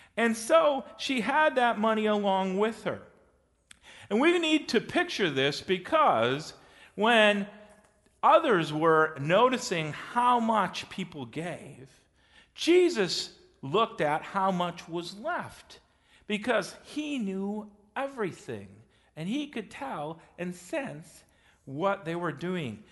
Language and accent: English; West Bend, Wisconsin, United States; I grew up in West Bend, Wisconsin